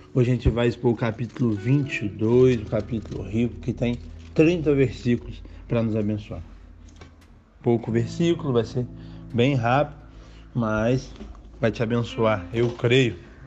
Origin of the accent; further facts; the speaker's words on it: Brazil; Nós que somos brasileiros